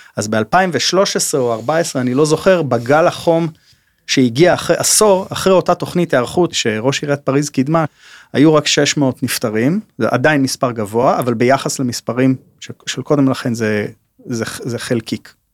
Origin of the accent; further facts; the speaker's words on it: Tel Aviv, Tel Aviv District, Israel; אנחנו כתל אביבים